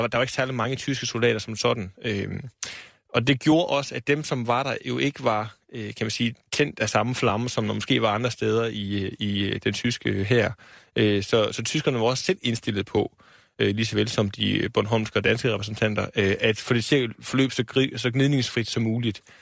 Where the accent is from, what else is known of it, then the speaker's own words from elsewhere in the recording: Aarhus, Central Denmark Region, Denmark; jeg er Aarhus-dreng og har boet der hele mit liv.